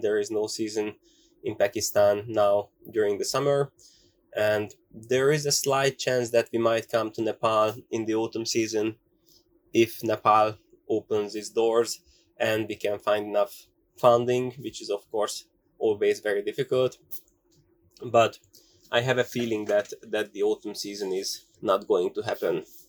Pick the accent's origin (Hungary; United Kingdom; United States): Hungary; English is a second language; I am here in Hungary, not far from Budapest, from our capital